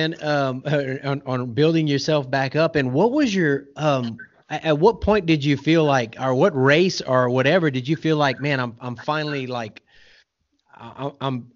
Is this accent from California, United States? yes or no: no; Southern Louisiana, United States; now in Oklahoma, United States; I'm from Southern Louisiana originally, and I live in Oklahoma now